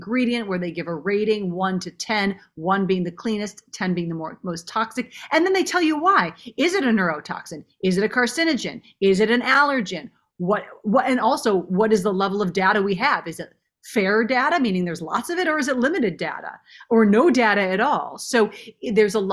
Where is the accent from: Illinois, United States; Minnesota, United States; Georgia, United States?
Minnesota, United States; I grew up in Minnesota.